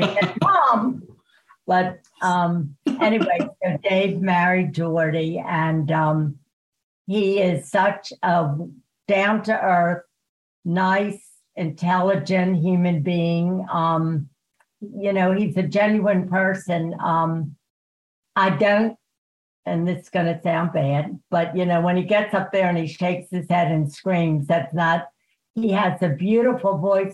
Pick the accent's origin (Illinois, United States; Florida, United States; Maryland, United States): Maryland, United States; Baltimore; born or raised there; also born or lived in Germany